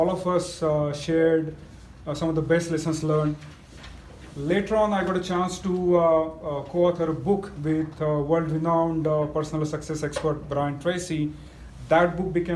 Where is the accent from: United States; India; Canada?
India; Mumbai, Maharashtra; moved away; I hail from small town in India. I grew up in Mumbai, a small town which is right next to the third largest slum in the world